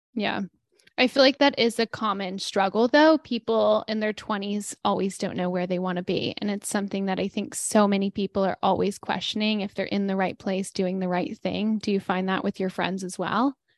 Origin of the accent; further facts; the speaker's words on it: Denton, Texas, United States; moved away; where I grew up in Denton